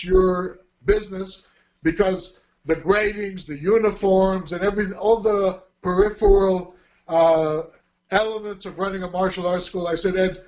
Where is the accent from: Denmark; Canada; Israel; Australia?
Israel; moved away as an adult; also born or lived in Hollywood, California / Burbank, California / Netherlands; having been raised and growing up in Los Angeles, Southern California, in Israel